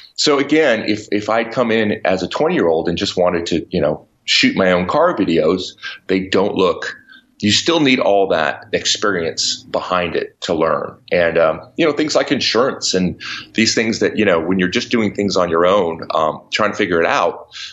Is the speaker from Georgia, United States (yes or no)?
no; New Mexico, United States; moved away; also born or lived in New York City; I grew up in New Mexico on a ranch